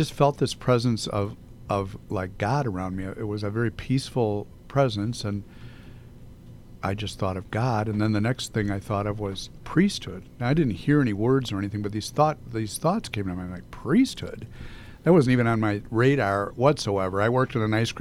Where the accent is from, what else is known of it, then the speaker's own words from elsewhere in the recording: Arlington Heights, Illinois, United States; I grew up in Arlington Heights, and the neighborhood would always be there